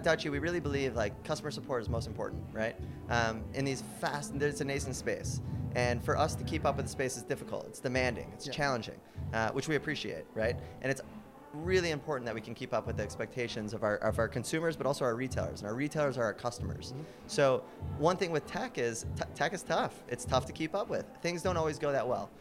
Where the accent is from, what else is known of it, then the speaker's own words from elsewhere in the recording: Michigan, United States; moved away as an adult; also born or lived in Toronto, Canada; So I grew up in Michigan. So I quickly moved to Canada. I moved to Toronto in 2008